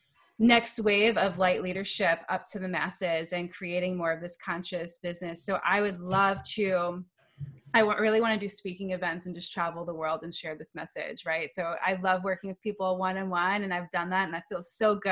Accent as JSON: {"language": "English", "region": "New York", "country": "United States", "said": "I am from New York"}